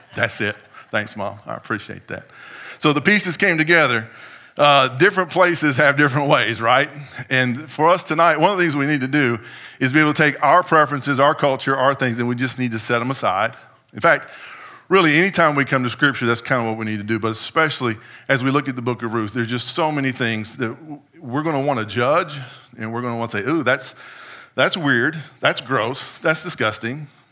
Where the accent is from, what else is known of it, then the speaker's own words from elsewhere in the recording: United States; as an American in twenty-first century